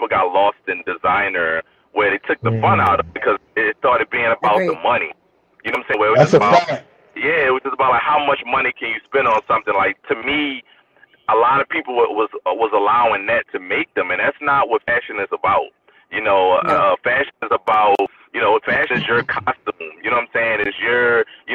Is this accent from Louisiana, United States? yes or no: yes; New Orleans, Louisiana, United States; moved away; growing up in New Orleans, I'm originally from New Orleans